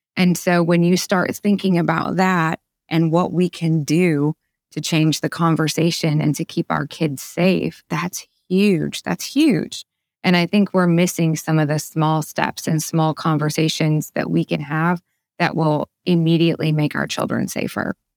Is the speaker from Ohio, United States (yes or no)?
yes; Ohio, United States; now in Arkansas, United States; I grew up in Ohio